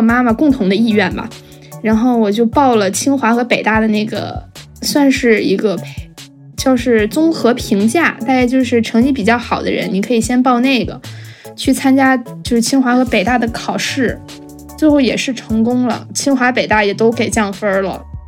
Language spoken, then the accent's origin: Chinese; Beijing, China; 二零零一年出生的，今年二十，我从小在海淀长大